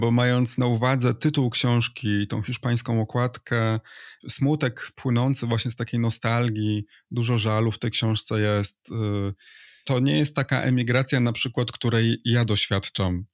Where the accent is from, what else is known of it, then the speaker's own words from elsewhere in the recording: Poland; moved away as an adult; now in Spain; jestem emigrantem, że wyjechałem z Polski